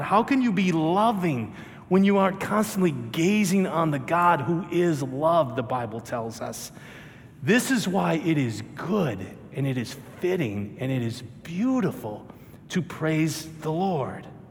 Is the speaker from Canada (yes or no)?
no; Minnesota, United States; I'm from Minnesota